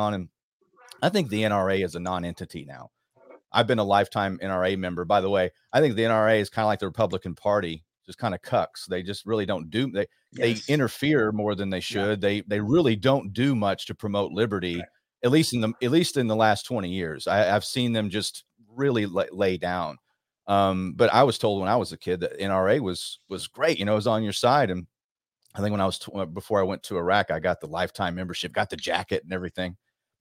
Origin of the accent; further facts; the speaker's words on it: Rockwall, Texas, United States; I'm from Dallas, Dallas area, Rockwall